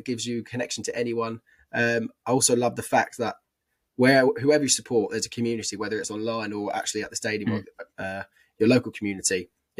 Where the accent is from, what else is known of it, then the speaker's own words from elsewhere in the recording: Carlisle, North West England, United Kingdom; born there; I was born in Carlisle.